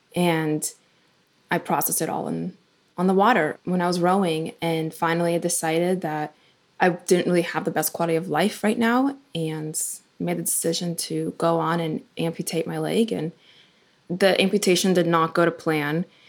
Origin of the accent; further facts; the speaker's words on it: Ukraine; now in United States; when I was born in Ukraine